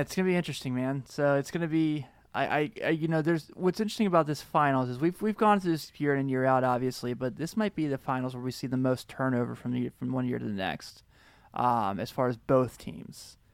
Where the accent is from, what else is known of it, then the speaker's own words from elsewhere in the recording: Cincinnati, Ohio, United States; I'm from Cincinnati